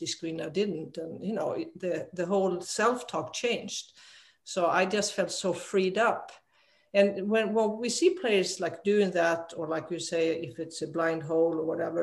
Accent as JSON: {"language": "English", "country": "Sweden", "tie": "born or raised there", "also_born_or_lived": "Arizona, United States", "moved": "as an adult", "said": "so I'm a dual citizen now, American and Swedish, but I grew up in Sweden."}